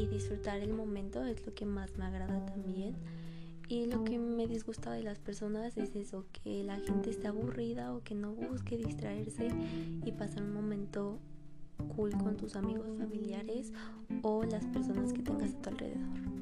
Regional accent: Mexico City, Mexico; Nací en la Ciudad de México.

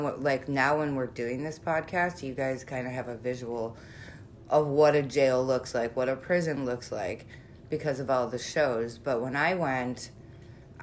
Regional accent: Chicago, Illinois, United States; we're from Chicago.

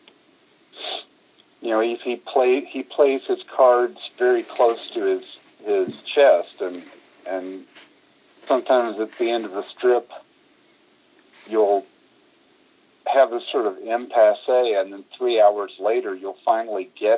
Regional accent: Tallahassee, Florida, United States; at my hometown university, Florida State University, when I was in high school during the summers

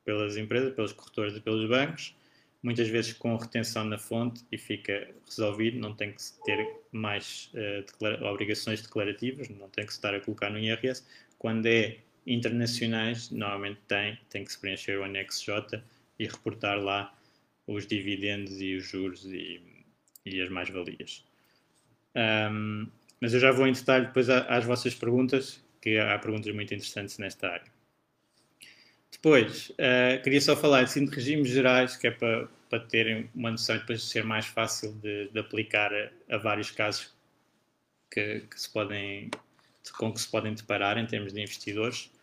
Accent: Portugal; eu sendo português e residente em Portugal, sou tributado em tudo o que tiver em Portugal

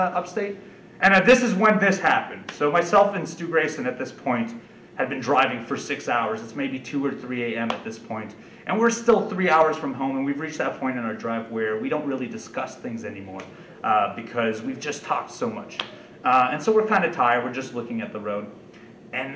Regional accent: Canada; we're from Canada

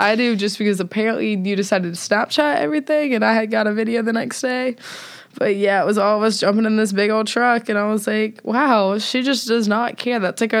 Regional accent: Alabama, United States; born there; I shouldn't have been caught off guard considering I was born in Alabama and I have family in Alabama

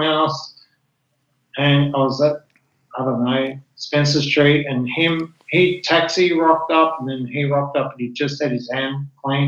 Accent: Mount Gambier, South Australia, Australia; also born or lived in Adelaide; we're from South Australia

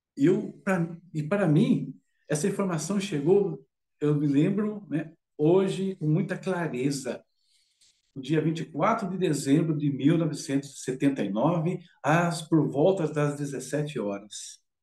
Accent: interior of São Paulo state, Brazil; moved away as an adult; now in São Paulo, Brazil; moro aqui em São Paulo, não sou de São Paulo, né, sou do interior, né, na, na realidade, daqui do estado de São Paulo

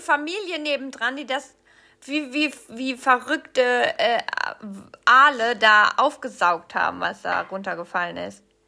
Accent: Rhineland-Palatinate, Germany; moved away; also born or lived in Cologne, Germany; Aus der Pfalz, da wo ich herkomme, da sagt man noch Fasching

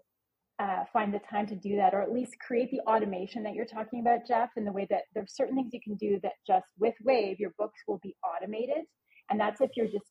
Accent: Canada; I'm Canadian

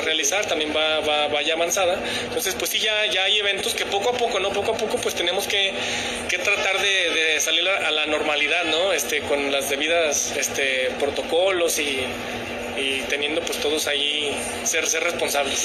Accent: Aguascalientes, Mexico

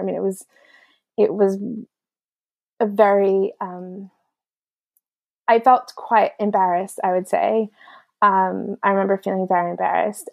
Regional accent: United States; moved away; as an American

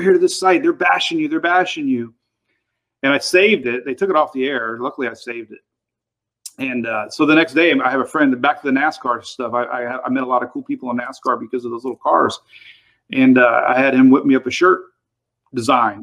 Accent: Pinellas County, Florida, United States; my hometown in uh, Pinellas County, which is you know Clearwater, St. Petersburg

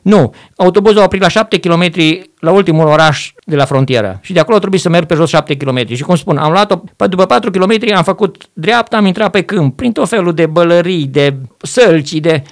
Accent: Arad, Arad County, Romania; moved away as an adult; de unde sunt eu? Zic, din Arad

